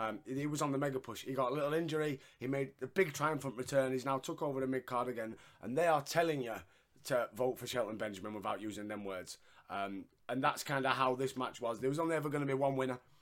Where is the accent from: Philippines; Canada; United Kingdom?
United Kingdom; Yorkshire and the Humber; I'm a Yorkshireman and we don't really pronounce the letter H